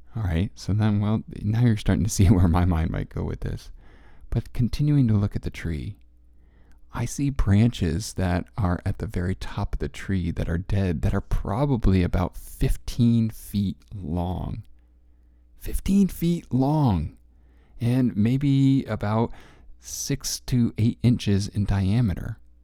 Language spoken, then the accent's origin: English; Connecticut, United States; also born or lived in Central Coast, California; now in California, United States; as a Connecticut kid growing up in Connecticut